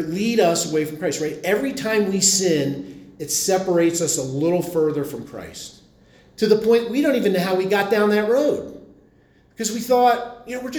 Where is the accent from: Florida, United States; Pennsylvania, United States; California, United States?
Pennsylvania, United States; Philadelphia; I come from Philly